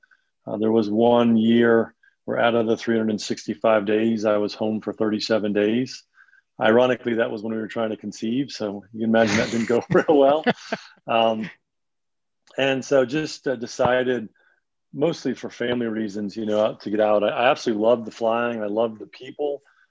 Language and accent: English; an hour north of New York City, United States; also born or lived in Long Island, New York; now in Nashville, United States; I am from New York. I grew up just about an hour north of New York City, born in Long Island.